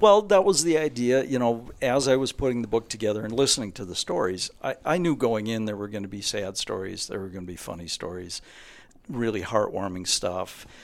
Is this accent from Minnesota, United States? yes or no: yes; Osseo, Minnesota, United States; moved away; also born or lived in Hudson, Wisconsin; I'm from Minnesota originally